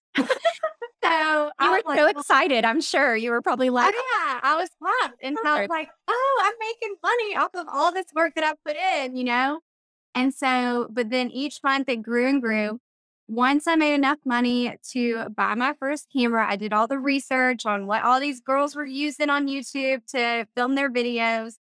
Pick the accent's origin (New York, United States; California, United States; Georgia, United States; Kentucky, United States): Georgia, United States; middle; also born or lived in Valdosta, Georgia / Savannah area, Georgia; I grew up in middle Georgia